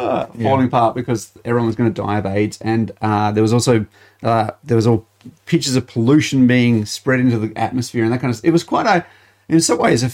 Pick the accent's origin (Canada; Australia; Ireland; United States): Australia; Malvern, South Australia; I grew up in Malvern, United Church, or Malvern, that area